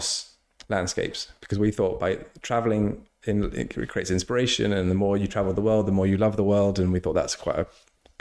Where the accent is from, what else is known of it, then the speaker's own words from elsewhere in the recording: England, United Kingdom; I was born in England.